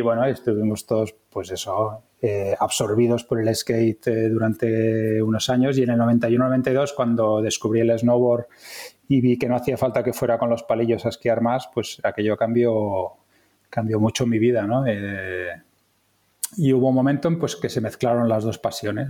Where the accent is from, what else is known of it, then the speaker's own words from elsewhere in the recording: villages near Barcelona, Catalonia, Spain; also born or lived in Ginestar / La Garriga; now in Tarragona, Spain; yo nací en Barcelona, pero eh, me vine a vivir a, Tarragona con 18 años cuando estaba haciendo COU. Y bueno, mi infancia ha sido en, pueblos de cerca de Barcelona